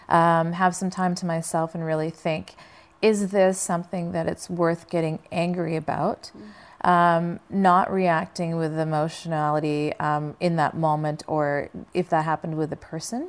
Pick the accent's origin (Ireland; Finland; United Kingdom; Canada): Canada; moved away as an adult; now in Los Angeles, United States; I grew up in Canada